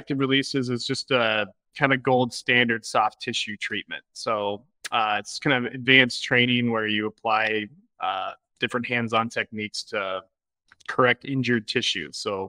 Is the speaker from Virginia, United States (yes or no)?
no; Boulder, Colorado, United States; moved away as an adult; now in Minnesota, United States; I'm from Boulder originally.